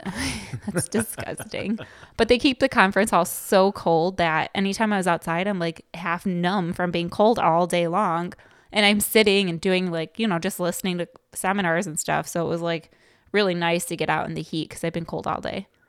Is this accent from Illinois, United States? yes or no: yes; Chicago, Illinois, United States; growing up in Chicago, like, I don't know, when I went to Loyola